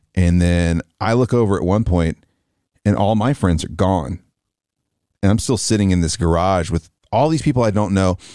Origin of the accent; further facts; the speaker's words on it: the South, United States; Growing up in the South